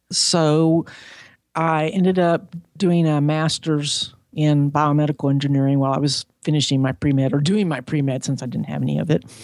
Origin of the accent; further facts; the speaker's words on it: Huntsville, Alabama, United States; also born or lived in Seattle; I was born in Seattle, Washington, because my dad worked for Boeing. So we moved around a lot, but we ended up in Huntsville, Alabama